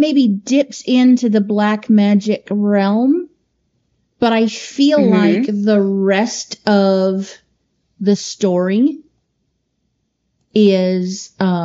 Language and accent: English; Edmonton, Kentucky, United States; also born or lived in Indianapolis, Indiana; we grew up in Edmonton, Kentucky, where there was one black family in our whole county